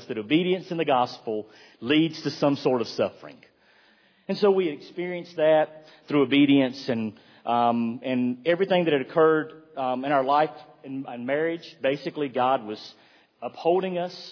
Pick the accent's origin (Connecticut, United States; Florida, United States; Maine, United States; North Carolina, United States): North Carolina, United States; Roxboro; moved away as an adult; I grew up in Roxburgh, went to a Christian school